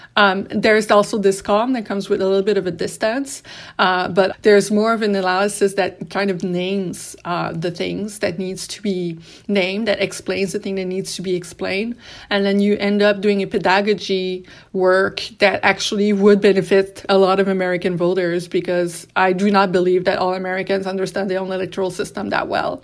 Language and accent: English; Canada; we as Canadian, being so close to the U S